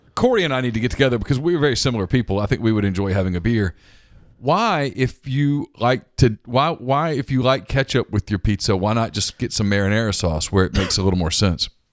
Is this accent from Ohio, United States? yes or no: no; Ruston, Louisiana, United States; moved away as an adult; now in Mississippi, United States; I grew up in Ruston, five minutes from Grambling